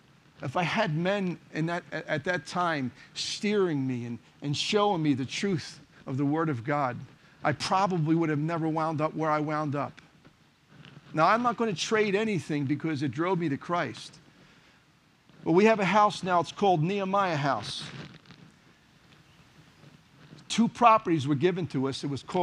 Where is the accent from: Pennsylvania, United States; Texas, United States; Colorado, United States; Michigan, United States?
Pennsylvania, United States; Philadelphia; I was born and raised in Kensington, ran the streets of Kensington.